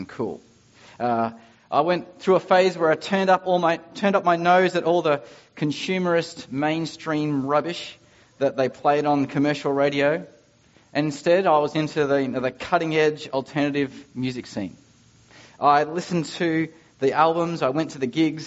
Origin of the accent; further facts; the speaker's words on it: Ipswich, Queensland, Australia; I'm from Ipswich, just like Ashley Barty.